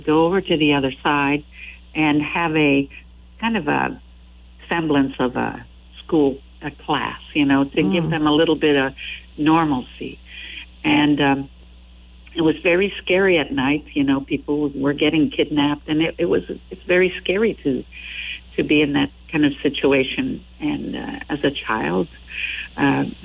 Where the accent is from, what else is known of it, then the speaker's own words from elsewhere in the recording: Quebec, Canada; first language French; English is a second language; Yes, that's my mother tongue. Of course, yeah, I speak French.